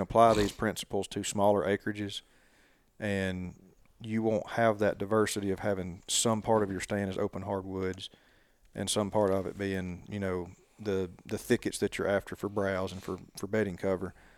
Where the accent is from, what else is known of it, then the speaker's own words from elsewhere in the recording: Sipsey Swamp, near Tuscaloosa, Alabama, United States; I grew up hunting in the Sipsy Swamp between here and Tuscaloosa